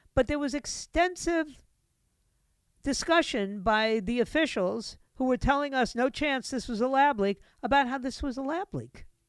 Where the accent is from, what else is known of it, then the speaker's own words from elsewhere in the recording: New York City, New York, United States; moved away; New York City is my hometown. I was born and raised there, lived there